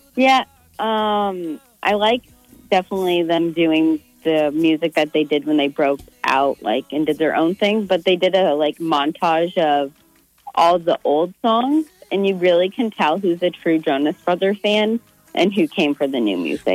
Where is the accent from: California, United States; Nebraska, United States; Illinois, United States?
Nebraska, United States; Omaha; Omaha, Nebraska